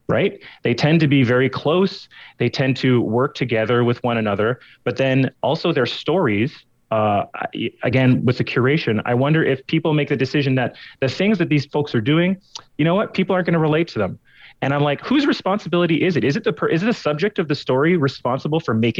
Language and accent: English; Montreal, Quebec, Canada; moved away; also born or lived in the Prairies; growing up in Montreal, very diverse community